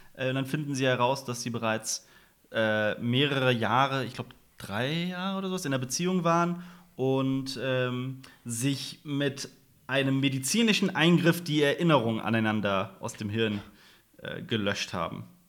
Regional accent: West Germany, Germany; wir sind ja auch Westdeutsche

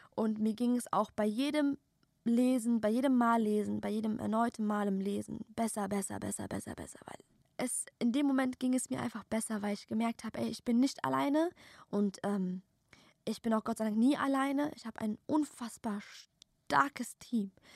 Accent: Germany; Tochter einer Perserin, Tochter eines Persers, geboren und aufgewachsen hier in Deutschland

